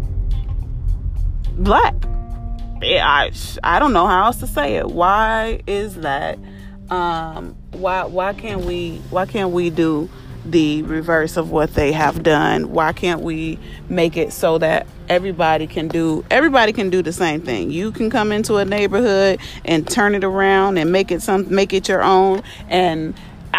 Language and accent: English; Carpentersville, Illinois, United States; I was raised in Carpentersville, Illinois